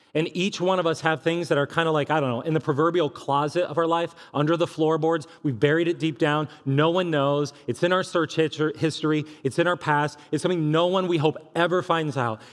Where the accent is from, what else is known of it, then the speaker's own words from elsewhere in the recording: California, United States; moved away as an adult; now in Columbia, Missouri, United States; I was from California